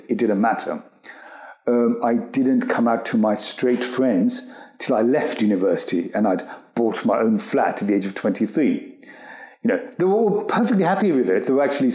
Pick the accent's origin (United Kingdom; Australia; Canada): United Kingdom; being British, Indian and gay, because in one sense you were already a minority being British Indian